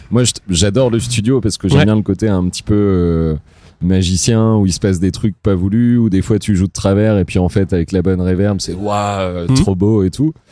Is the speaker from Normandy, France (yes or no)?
yes; Évreux, Normandy, France; on vient d'Evreux quoi.